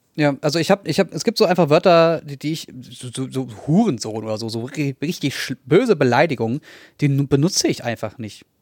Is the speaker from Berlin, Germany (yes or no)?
yes; Berlin, Germany; Also ich bin Berliner, ich bin in Neukölln, ich, Kreuzberg habe ich 14 Jahre lang gelebt